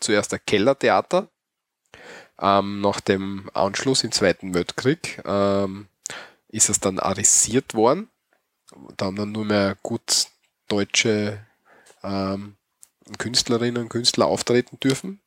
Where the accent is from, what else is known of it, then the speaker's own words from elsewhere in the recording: Austria; bei uns in Österreich